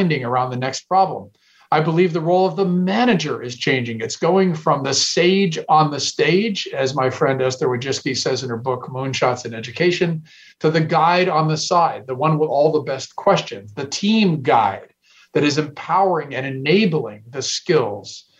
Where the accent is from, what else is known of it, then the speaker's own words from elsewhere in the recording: Silicon Valley, California, United States; I'm from Silicon Valley